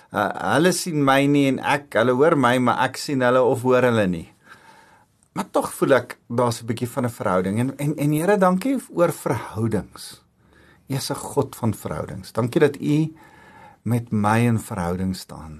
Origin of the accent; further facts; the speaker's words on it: South Africa; ek's trots om Afrikaans te wees en ek's trots om Afrikaner te wees